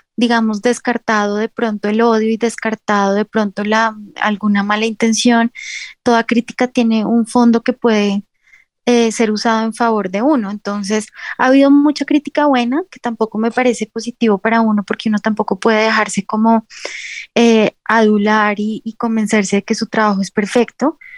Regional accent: Colombia; yo ejerzo también como abogada porque en un país como Colombia es muy difícil dedicarse solamente al arte

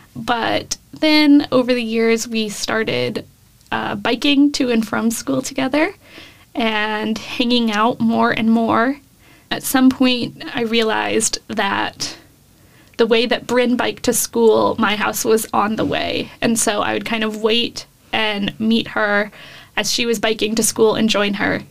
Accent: Davis, California, United States; moved away as an adult; now in Austin, United States; I moved from California to Texas four years ago now.

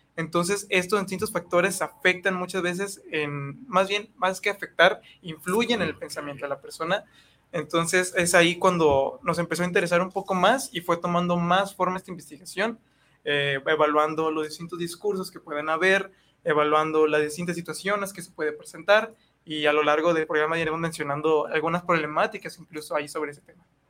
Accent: Guadalajara, Jalisco, Mexico; soy de aquí mismo, de Guadalajara, Jalisco.

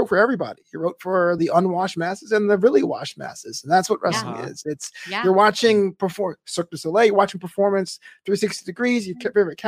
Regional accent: New York, United States; I'm from New York, so my local federation was WWF at the time

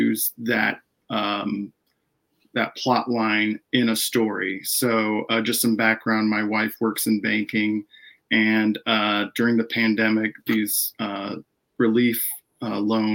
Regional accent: Dallas, Texas, United States; moved away as an adult; also born or lived in Denton, Texas; now in San Diego, United States; We're originally from the Dallas area

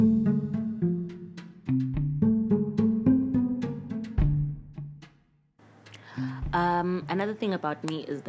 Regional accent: KwaZulu-Natal, South Africa; also born or lived in Athlone Park / Pietermaritzburg / Durban; originally I'm from KwaZulu-Natal, born Espingo. I lived in Athlone Park when I was a baby, apparently

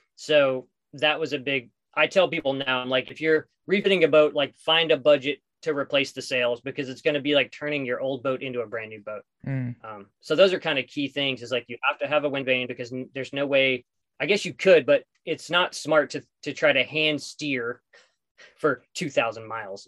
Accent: southeastern New Mexico, United States; moved away; also born or lived in Los Angeles; I grew up in southeastern New Mexico

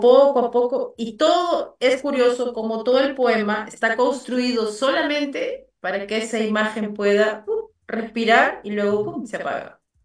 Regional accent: Lima, Peru; also born or lived in Abancay; yo nací en Lima, pero todas mis raíces son quechuas

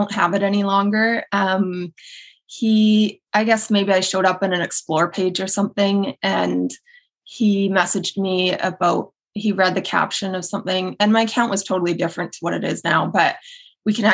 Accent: Edmonton, Alberta, Canada; moved away as an adult; also born or lived in England / Kelowna / Toronto; now in Pennsylvania, United States; So I am Canadian, born and raised. I grew up on the west side of Canada, very cold place called Edmonton, Alberta.

